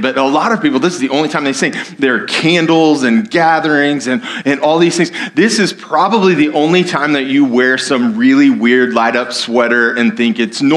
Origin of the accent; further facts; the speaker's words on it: United States; I'm an American